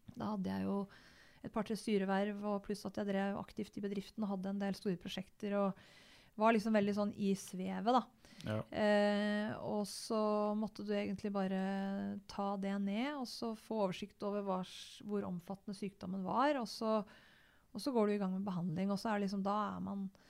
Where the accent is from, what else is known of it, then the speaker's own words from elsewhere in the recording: Gjøvik, Innlandet, Norway; also born or lived in Totenvika; jeg er født og oppvokst på Gjøvik